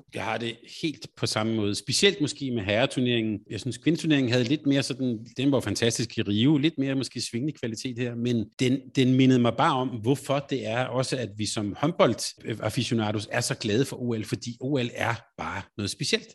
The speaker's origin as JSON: {"language": "Danish", "country": "Denmark", "said": "Selvom jeg var skuffet selvfølgelig på, øh, som dansker"}